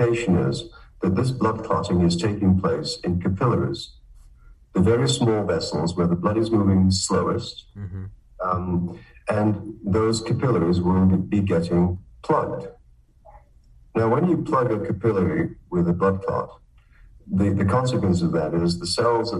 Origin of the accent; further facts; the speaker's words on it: Manchester, North West England, United Kingdom; moved away as an adult; also born or lived in Cambridge, United Kingdom / Michigan, United States; now in Canada; I'm from Manchester